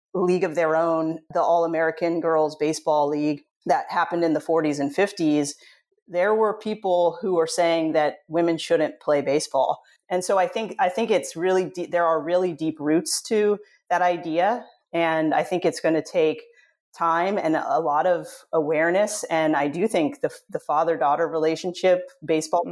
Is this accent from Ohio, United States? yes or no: no; Southern California, United States; I grew up in Southern California